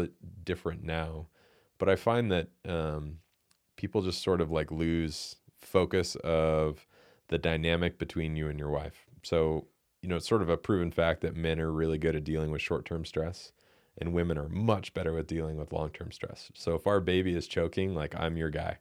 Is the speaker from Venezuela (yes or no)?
no; United States; as American men